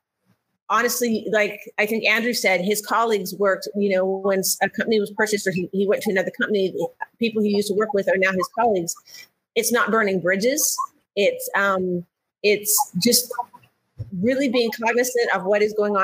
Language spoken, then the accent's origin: English; Canada; moved away as an adult; now in United States; I'm from Canada originally.